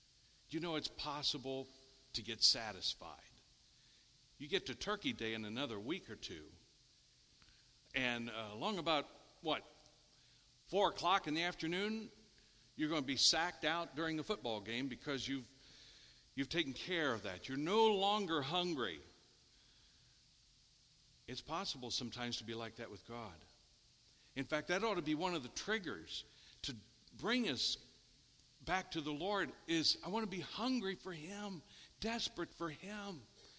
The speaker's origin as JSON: {"language": "English", "town": "Richwood", "country": "United States", "said": "Todd, I'm from Richwood. This doesn't happen to anybody from Richwood."}